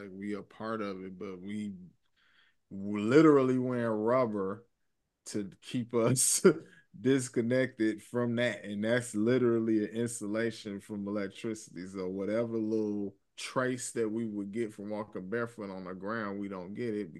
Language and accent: English; Chicago, Illinois, United States; I'm from Chicago